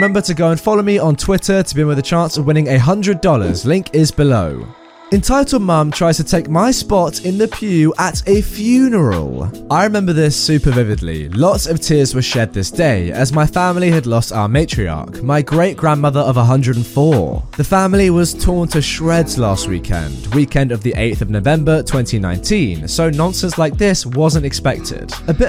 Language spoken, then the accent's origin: English; Wichita, Kansas, United States; and I moved to Texas. The setting of this story is in my hometown of Wichita, Kansas.